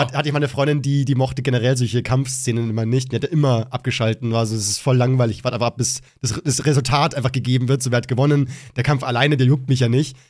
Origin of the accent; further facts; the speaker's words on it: Bavaria, Germany; gehe ich wieder zurück in mein wunderschönes Bayern und bin voll zufrieden wieder hier und bin dann in meiner Heimat mit meinen Leuten